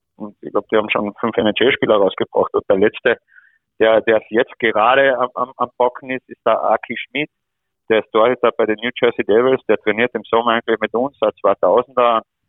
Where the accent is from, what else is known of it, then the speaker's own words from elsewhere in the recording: Austria; wir, wir als Österreicher